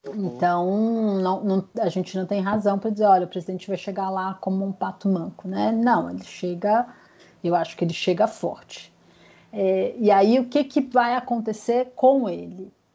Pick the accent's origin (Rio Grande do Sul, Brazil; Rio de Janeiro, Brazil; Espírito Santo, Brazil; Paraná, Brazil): Espírito Santo, Brazil; Vitória; moved away as an adult; now in São Paulo, Brazil; eu sou capixaba. Uhum. Moro em São Paulo há 20 anos, mas minha sou capixaba, minha família é de Vitória e continua lá